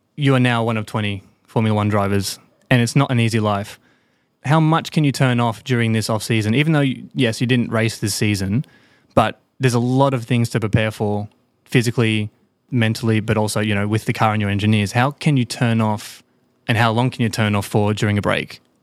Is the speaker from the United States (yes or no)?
no; Australia; moved away; I'm an Aussie